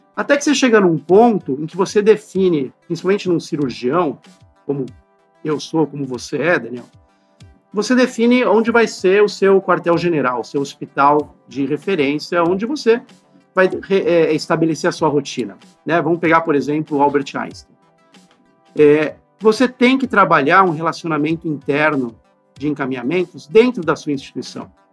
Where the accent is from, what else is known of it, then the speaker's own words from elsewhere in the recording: São Paulo, Brazil; eu, inclusive, nasci na Santa Casa de São Paulo